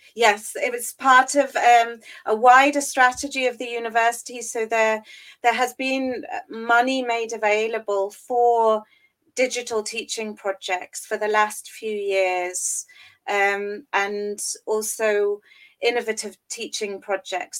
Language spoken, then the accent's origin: English; England, United Kingdom; moved away as an adult; now in Berlin, Germany; I'm originally from England, and that's where uh, I completed my studies